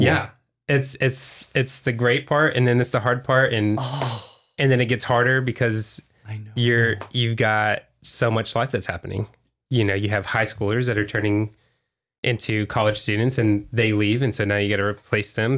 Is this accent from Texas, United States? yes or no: yes; Houston, Texas, United States; now in Vista, United States; I'm from Houston